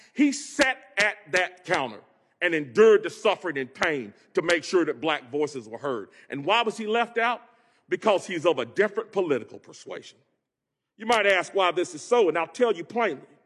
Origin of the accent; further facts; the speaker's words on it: Greensboro, North Carolina, United States; hail from Greensboro, home of the Woolworth sit-ins, an epicenter of the civil rights movement. I grew up poor as the ninth of ten children